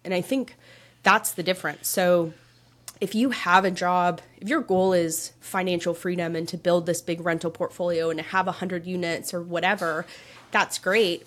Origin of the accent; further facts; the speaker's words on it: just outside of Toronto, Ontario, Canada; I grew up in Canada, just outside of Toronto